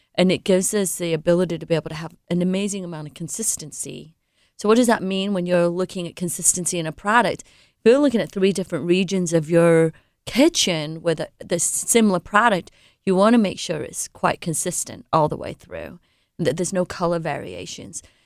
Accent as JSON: {"language": "English", "region": "England", "country": "United Kingdom", "tie": "born or raised there", "moved": "yes", "said": "I was born and raised in England"}